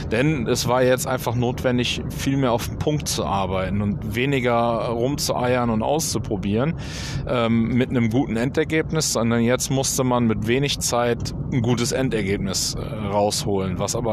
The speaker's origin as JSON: {"language": "German", "region": "North Rhine-Westphalia", "country": "Germany", "tie": "born or raised there", "said": "haben dann aber äh, in äh, zurück in meine Heimat. Hier im Oberbergischen haben wir dann äh, Familienplanung äh, äh gemacht"}